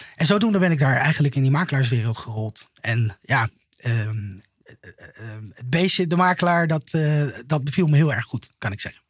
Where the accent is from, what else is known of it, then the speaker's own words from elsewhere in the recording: Vlijmen, North Brabant, Netherlands; moved away as an adult; also born or lived in Utrecht / Almere / Zeist; now in The Hague, Netherlands; in Brabant. Een beetje, een beetje hetzelfde nest als waar jij vandaan komt. Iets hoger gelegen. Ik kom uit Vlijmen, vlakbij een bos.